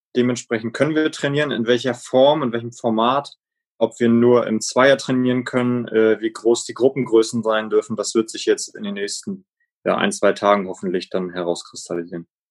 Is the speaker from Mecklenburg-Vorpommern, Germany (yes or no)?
yes; Schwerin, Mecklenburg-Vorpommern, Germany; also born or lived in Rostock; Ich komme ja ursprünglich aus der Schweriner Rudergesellschaft, bin in Schwerin auch zum Teil groß geworden